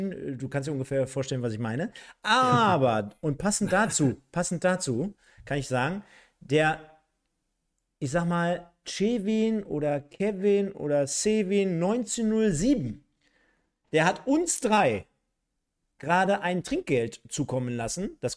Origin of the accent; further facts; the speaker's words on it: East Germany, Germany; ich als Ossi